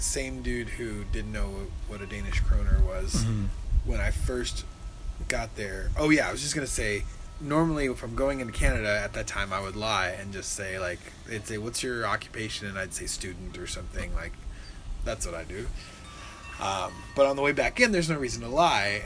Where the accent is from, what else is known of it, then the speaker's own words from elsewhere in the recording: Southern California, United States; I grew up in Southern California